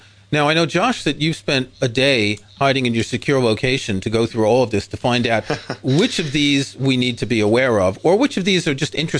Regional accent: New York, United States; I grew up in New York.

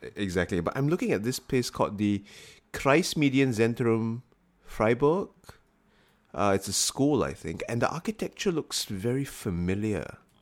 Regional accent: Singapore; growing up in Singapore

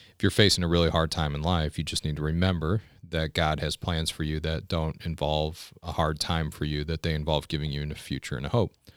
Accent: United States; As an American

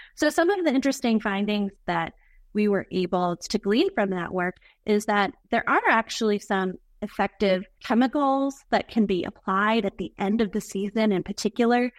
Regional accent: Arkansas, United States; moved away as an adult; also born or lived in West Texas; now in Minnesota, United States; I think I would consider myself an Arkansan. I lived most of my adult life in Arkansas. I was born in West Texas

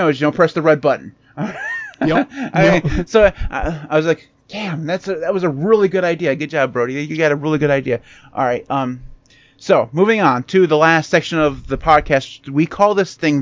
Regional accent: United States; we're American

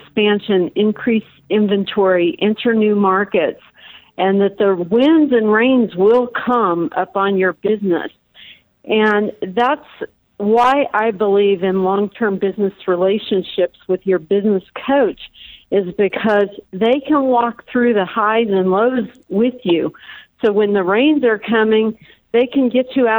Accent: Indiana, United States; moved away as an adult; also born or lived in Chicago; now in Colorado, United States; I was originally from Indiana, but I moved to Chicago for college and got waylaid for about 15 years

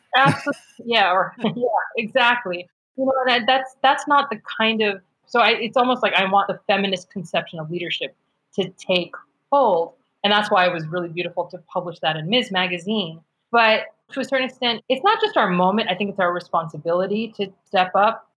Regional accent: upstate New York, United States; I was raised in upstate New York

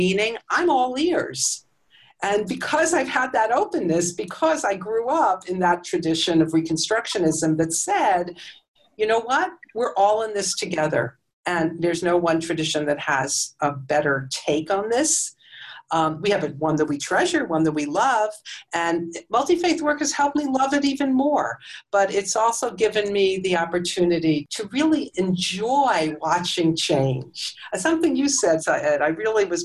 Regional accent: United States; now I'm an American non-Muslim

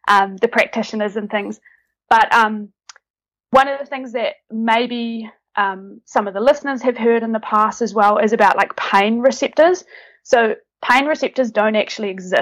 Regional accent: New Zealand; now in Netherlands; currently based in the Netherlands, originally from New Zealand, hence my accent

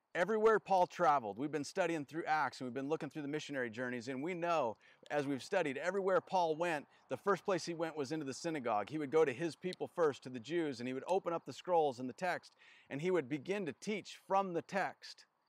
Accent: North Idaho, United States; I grew up in North Idaho

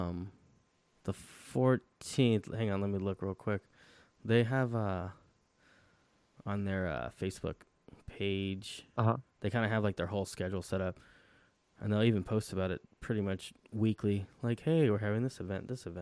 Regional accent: Los Angeles, California, United States; I'm from actually Los Angeles, which is a little town called Eagle Rock

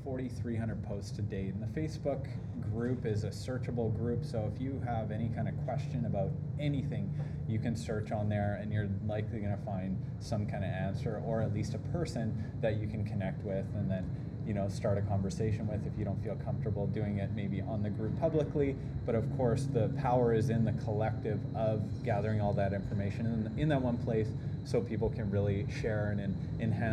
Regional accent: Canada; I'm from Canada as well

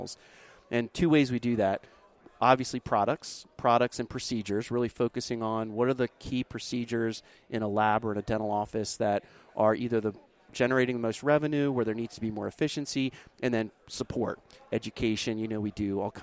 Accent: Milford, Delaware, United States; moved away as an adult; now in Charlotte, United States; I'm from Milford, Delaware, where the LD Calk company was and still is

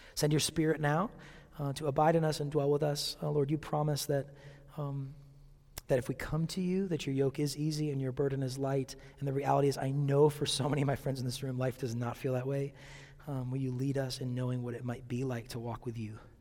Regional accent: Seattle, Washington, United States; growing up in Seattle

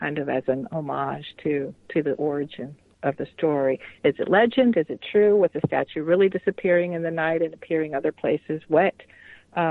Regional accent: Atlanta, Georgia, United States; I grew up in Atlanta, Georgia

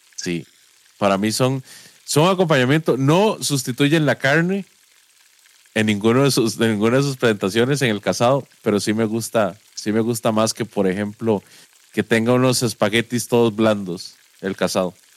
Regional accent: Guápiles, Limón, Costa Rica; moved away as an adult; also born or lived in San José / Heredia; Yo crecí en Guapiles y, digamos, me, vine a estudiar a San José, pero rápido me fui para Heredia

